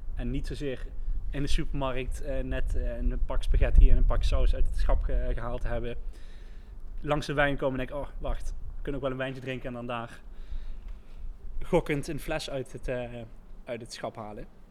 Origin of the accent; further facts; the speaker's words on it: IJsselstein, Netherlands; waar ik vandaan kom, eh, uit, eh, IJsselstein